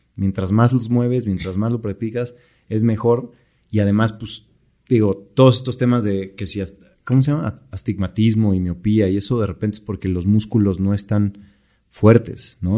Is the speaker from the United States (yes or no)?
no; Mexico